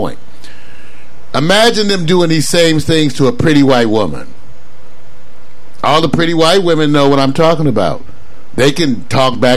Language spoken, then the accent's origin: English; Los Angeles, California, United States; I grew up in Los Angeles.